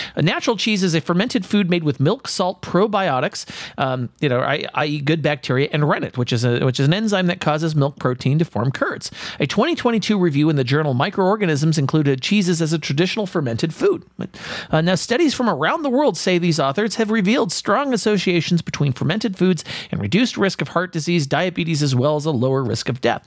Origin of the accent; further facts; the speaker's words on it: California, United States; I'm from California